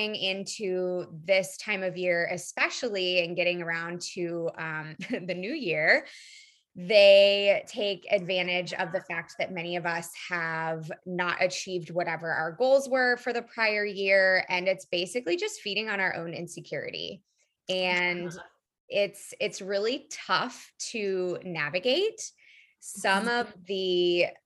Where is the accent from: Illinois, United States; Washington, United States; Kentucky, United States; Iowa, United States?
Iowa, United States; when I was growing up in Iowa, we didn't really learn anything besides the food pyramid